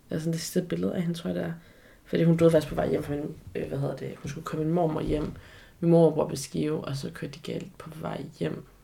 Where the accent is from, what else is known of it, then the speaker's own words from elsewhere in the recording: China; bare lige for at markere endnu mere tydeligt, at jeg er fra Kina.